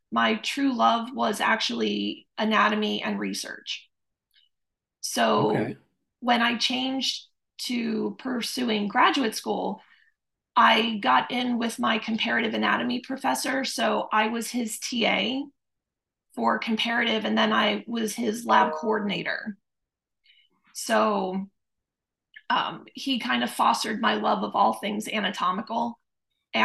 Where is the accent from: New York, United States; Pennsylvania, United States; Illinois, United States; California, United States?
Pennsylvania, United States; Pottstown; moved away as an adult; also born or lived in Philadelphia; now in Florida, United States; I grew up in Pottstown, Pennsylvania